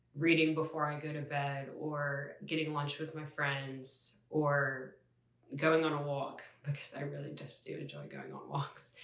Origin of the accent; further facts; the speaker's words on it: Ocean Springs, Mississippi, United States; I'm a senior from Ocean Springs, Mississippi